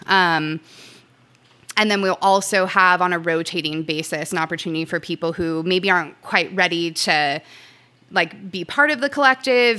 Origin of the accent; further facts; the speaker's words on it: Southern California, United States; moved away as an adult; also born or lived in Santa Cruz; I moved from Southern California to Santa Cruz to go to school. Um, and for me, I call myself a SoCal survivor